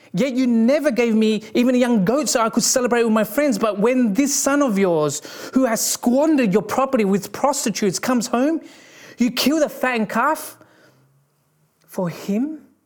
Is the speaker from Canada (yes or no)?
no; Australia; growing up in Australia, there were, you know, there were bushfires every year